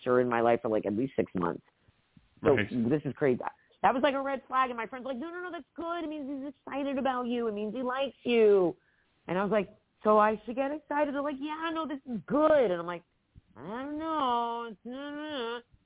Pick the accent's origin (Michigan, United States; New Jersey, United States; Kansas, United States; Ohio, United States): New Jersey, United States; moved away as an adult; also born or lived in Georgia; I grew up in Jersey